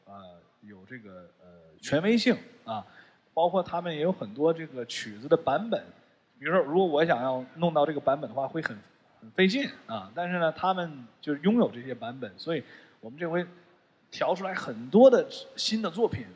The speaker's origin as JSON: {"language": "Chinese", "town": "Shenyang", "region": "Liaoning", "country": "China", "tie": "born or raised there", "moved": "yes", "said": "回到这个东北我的老家沈阳"}